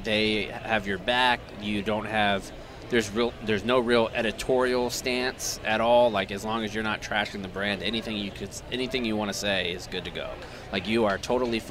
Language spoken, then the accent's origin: English; Jacksonville, Florida, United States; growing up in Jacksonville